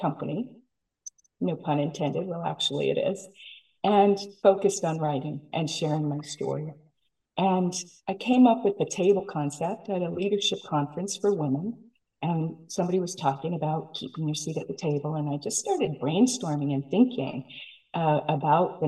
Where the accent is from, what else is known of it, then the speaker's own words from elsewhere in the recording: Silicon Valley, California, United States; I'm from Silicon Valley